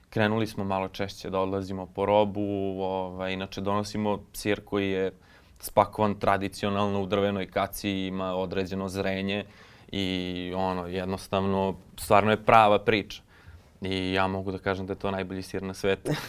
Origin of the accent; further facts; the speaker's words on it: Sjenica, Serbia; now in Pančevo, Serbia; ja sam iz Sjenice